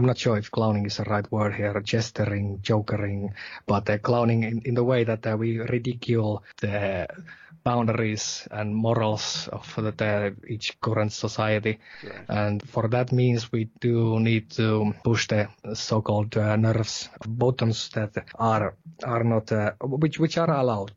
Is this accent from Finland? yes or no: yes; Savonia, Finland; accent: Savonian; English is a second language; moved away as an adult; now in southern Finland; that Savonian dialect, that you are, okay, you are from Kuopio, you are from Savonia. But anyway, this is the kind of thing that I grew up